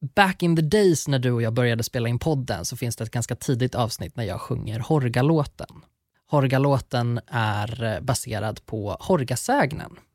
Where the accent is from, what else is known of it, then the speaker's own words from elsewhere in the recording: Värmland, Sweden; Där jag kommer ifrån så kallar man Näcken strömkarn